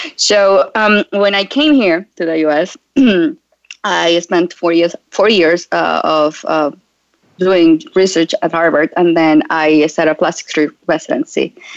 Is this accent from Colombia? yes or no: yes; Colombia; moved away as an adult; I relocated from Colombia. That's where I'm originally from.